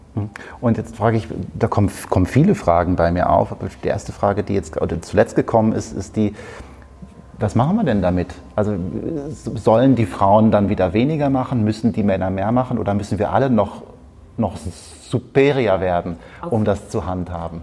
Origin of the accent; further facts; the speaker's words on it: North Rhine-Westphalia, Germany; wie man bei uns in Westfalen sagt.